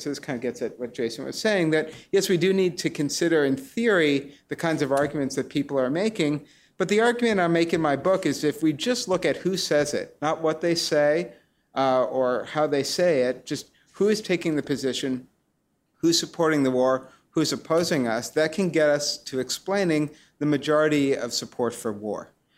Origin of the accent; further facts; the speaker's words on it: New York City, New York, United States; now in Cambridge, United States; I grew up on the Upper West Side of Manhattan